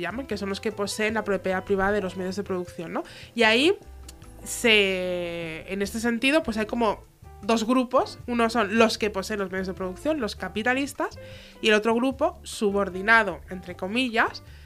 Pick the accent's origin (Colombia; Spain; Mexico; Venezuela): Spain; Tarragona, Catalonia; Nosotras que venimos de Tarragona y alrededores